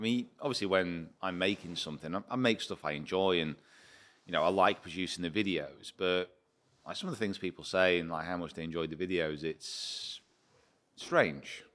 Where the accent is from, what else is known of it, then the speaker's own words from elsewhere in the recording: United Kingdom; I'm British